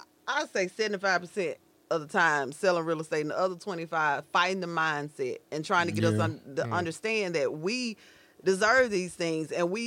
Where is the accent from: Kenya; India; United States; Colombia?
United States; Grenada, Mississippi; moved away; Y'all know I cover Grenada and I come down here because it's my hometown.